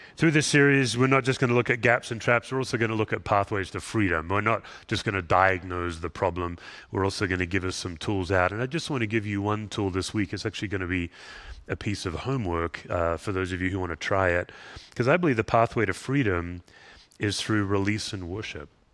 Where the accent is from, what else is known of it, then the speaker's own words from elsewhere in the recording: Australia; moved away; I'm an Aussie